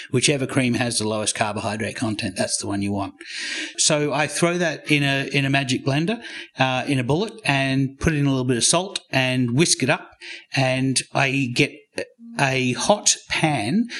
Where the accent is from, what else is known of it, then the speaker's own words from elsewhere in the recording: Australia; also born or lived in United States / Canberra, Australia; I'm Australian. I lived in America for ten years